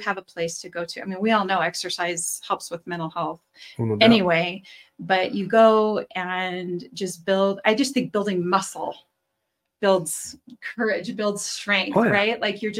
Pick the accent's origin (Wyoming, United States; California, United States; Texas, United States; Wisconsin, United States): Wyoming, United States; Gillette; now in Cheyenne, United States; I'm from Gillette.